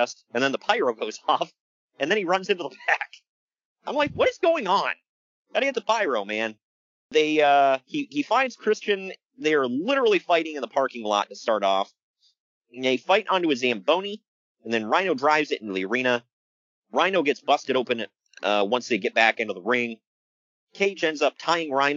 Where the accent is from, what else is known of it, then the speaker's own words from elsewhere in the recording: Ohio, United States; I'm from Ohio